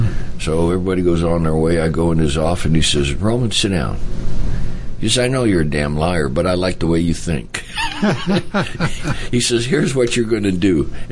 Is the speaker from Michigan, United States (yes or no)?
yes; Detroit, Michigan, United States; moved away; also born or lived in South Bend, Indiana; I was born in Detroit, but I've lived in South Bend, and I'd only lived there for about a year and a half.